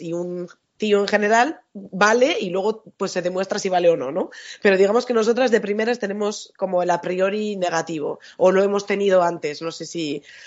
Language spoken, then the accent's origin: Spanish; Bilbao, Basque Country, Spain; moved away; yo soy de Bilbao y soy del norte